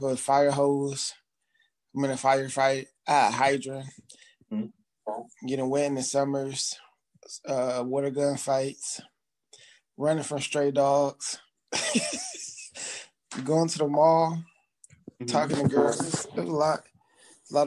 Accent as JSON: {"language": "English", "town": "Detroit", "region": "Michigan", "country": "United States", "tie": "born or raised there", "said": "growing up in Michigan, well, I guess we got to be more precise, Detroit"}